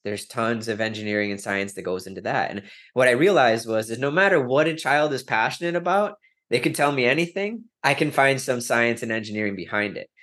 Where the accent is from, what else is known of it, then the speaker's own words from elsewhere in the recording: Wisconsin, United States; I'm from Wisconsin, I'm a Green Bay Packers fan